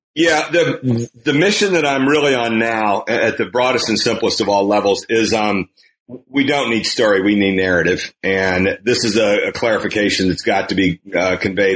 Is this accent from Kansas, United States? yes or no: yes; Kansas, United States; moved away; in the state of Kansas, my home state